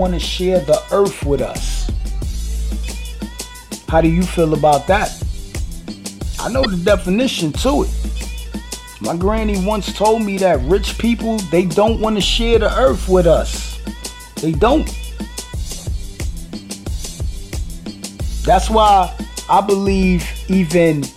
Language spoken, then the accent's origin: English; New York City, New York, United States; I'm from Brooklyn.